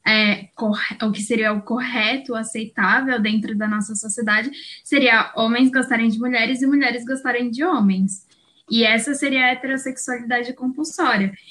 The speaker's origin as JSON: {"language": "Portuguese", "region": "São Paulo", "country": "Brazil", "said": "eu tenho 23 anos, eu sou daqui de São Paulo. É, eu acho que vocês vão perceber que eu tenho um pouquinho de sotaque, mas é porque minha mãe é mineira."}